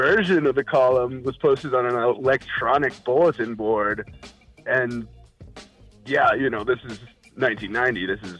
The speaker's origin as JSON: {"language": "English", "town": "Newport Beach", "region": "California", "country": "United States", "tie": "born or raised there", "said": "I was born in Newport Beach, California. I spent quite a bit of time at the ocean"}